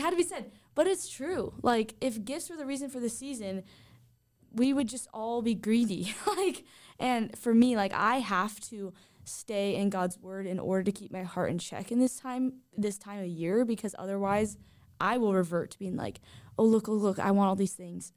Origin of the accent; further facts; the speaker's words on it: Southern California, United States; I grew up in Southern California